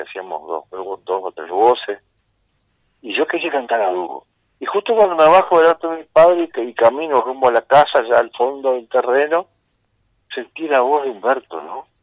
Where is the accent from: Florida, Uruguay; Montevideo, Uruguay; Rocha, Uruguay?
Rocha, Uruguay; yo soy acá de Rocha